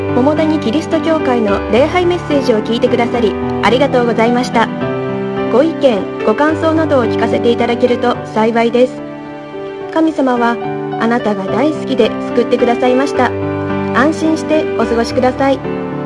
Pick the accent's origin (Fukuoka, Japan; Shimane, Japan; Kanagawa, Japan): Shimane, Japan; 私島根県出身